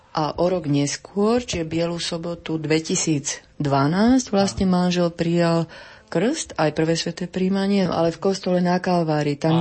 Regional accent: Slovakia; ja som Slovenka

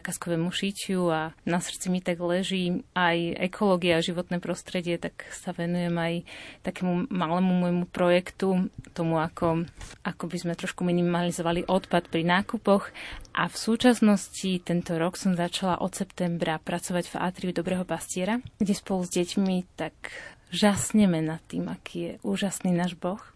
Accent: Považská Bystrica, Trenčín Region, Slovakia; Pochádzam z Považia, som z Považskej Bystrice

